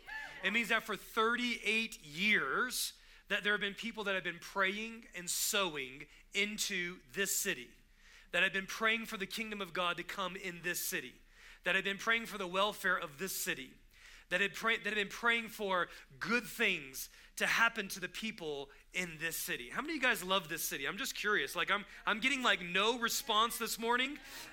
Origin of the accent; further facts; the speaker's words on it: Texas, United States; also born or lived in California / Tulsa, Oklahoma; I didn't grow up in Long Beach. I didn't grow up in Cypress, Cerritos. I grew up in Texas. And so where am I really from? I moved from California to Tulsa, Oklahoma, was there for 9 years